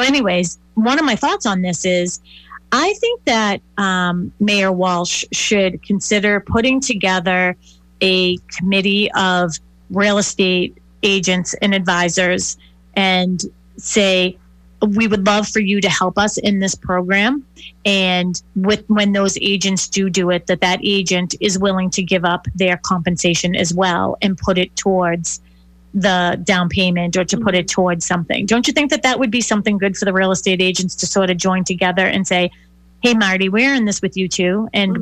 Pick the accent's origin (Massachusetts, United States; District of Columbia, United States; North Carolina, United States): Massachusetts, United States; Boston; I grew up in the city. I grew up in Dorchester